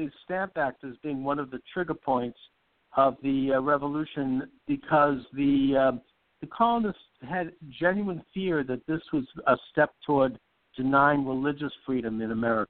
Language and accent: English; Boston, Massachusetts, United States; I'm from Boston